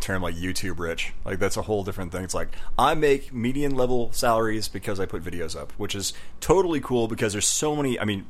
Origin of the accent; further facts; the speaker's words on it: Nebraska, United States; I'm from Nebraska.